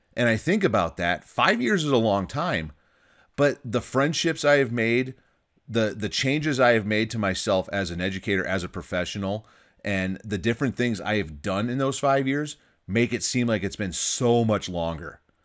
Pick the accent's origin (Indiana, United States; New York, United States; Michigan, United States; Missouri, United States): Michigan, United States; now in California, United States; my home state where I grew up, Michigan